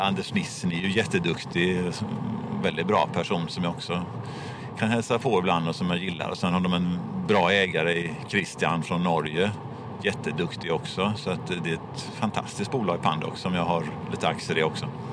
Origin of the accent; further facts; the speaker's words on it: Gothenburg, Västra Götaland, Sweden; jag är från Göteborg, som ni hör